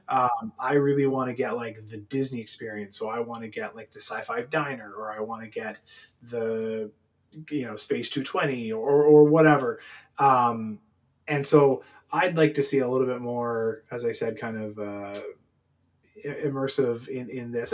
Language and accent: English; Canada; being Canadian